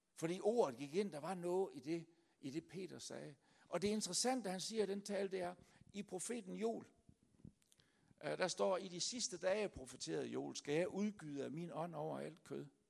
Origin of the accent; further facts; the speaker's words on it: Denmark; kommer jeg så fra det lyse Jylland